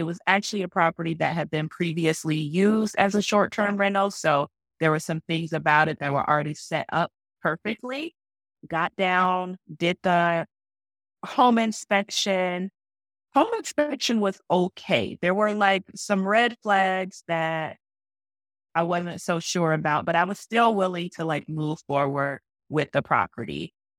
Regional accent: Atlanta, Georgia, United States; moved away; I'm from Atlanta, still have family in Atlanta.

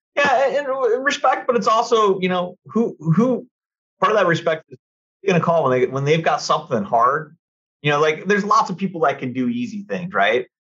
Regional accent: Costa Mesa, California, United States; also born or lived in Newport Beach; growing up in Costa Mesa, you know, and living in Newport when I was in law school

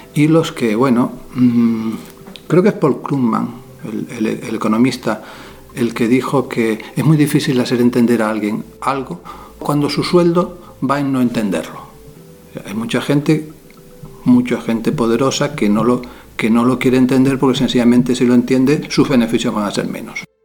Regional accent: Canary Islands, Spain; las costas de mi tierra, Canarias

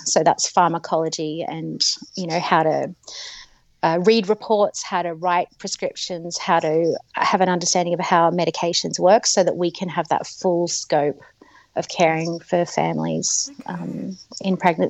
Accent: Australia; moved away as an adult; also born or lived in Manchester, United Kingdom; And I came to Australia in 2007. So I am Australian, but I'm married to an Englishman. And so, yeah, we came back to Australia in 2007

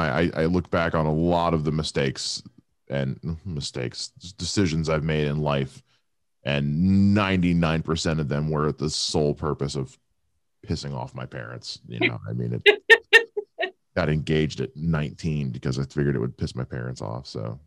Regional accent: Erie, Pennsylvania, United States; born there; I was born in Erie.

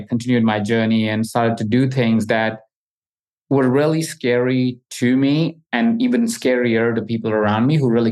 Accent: Jaipur, Rajasthan, India; I grew up in India in a small city, Jaipur, and I grew up really humbly

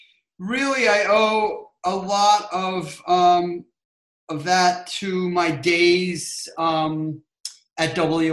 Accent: Trumbull, Connecticut, United States; And I grew up in Fairfield County in Connecticut in a small town called Trumbull.

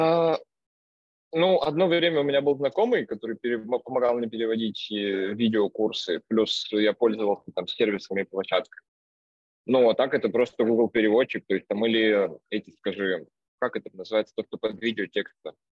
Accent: Vologda, Vologda Oblast, Russia; now in Saint Petersburg, Russia; я из Вологды, сейчас живу в Питере

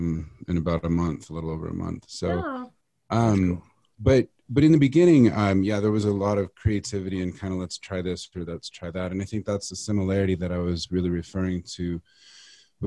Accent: Kansas, United States; also born or lived in Texas; now in Colorado, United States; I was born in Texas, but raised in Kansas.

